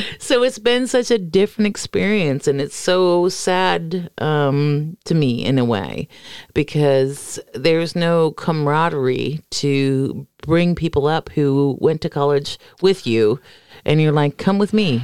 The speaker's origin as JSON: {"language": "English", "region": "Florida", "country": "United States", "moved": "yes", "said": "I come from Florida"}